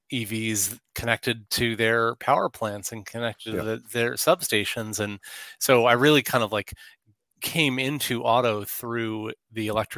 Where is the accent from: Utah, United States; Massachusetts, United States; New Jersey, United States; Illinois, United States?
New Jersey, United States; born there; also born or lived in Houston / Pacific Northwest; I was born in New Jersey.